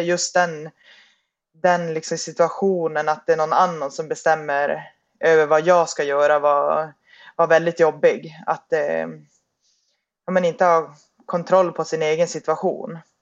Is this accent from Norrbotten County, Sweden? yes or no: yes; Piteå, Norrbotten County, Sweden; moved away; jag är ehm, ursprungligen från Piteå